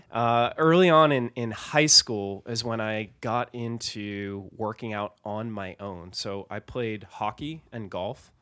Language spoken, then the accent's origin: English; Massachusetts, United States; I grew up in Massachusetts